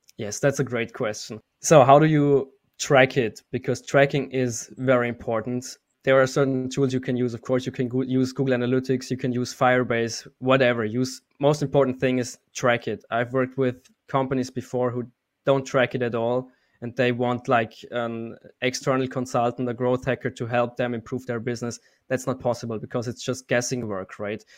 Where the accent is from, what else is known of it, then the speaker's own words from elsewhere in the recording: Austria; moved away as an adult; also born or lived in Munich, Germany; I'm actually from Austria, and four years ago, I moved to Munich, Germany